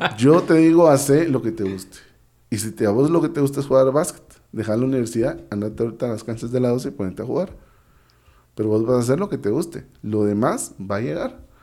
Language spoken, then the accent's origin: Spanish; Guatemala; yo estudié becado en diversificado, yo estudié becado en el Colegio Americano de Guatemala